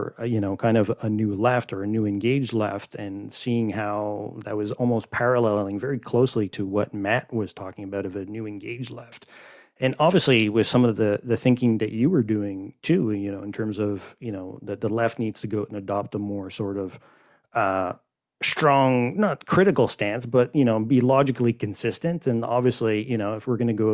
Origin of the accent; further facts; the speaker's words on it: Canada; I'm Canadian